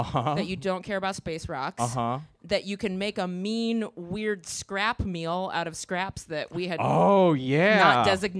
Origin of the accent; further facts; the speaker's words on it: Chicago, Illinois, United States; now in Los Angeles, United States; I'm also from Chicago and I was always looking for like nature and shit. And moving